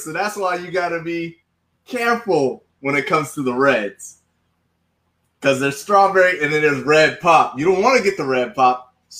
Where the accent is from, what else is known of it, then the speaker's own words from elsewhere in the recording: the South, United States; But no, I'm from the South, right?